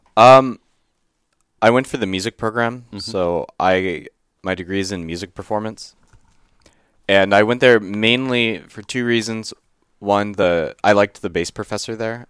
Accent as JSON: {"language": "English", "town": "Livermore", "region": "California", "country": "United States", "tie": "born or raised there", "said": "I grew up in Livermore, which is about an hour and a half east of San Francisco"}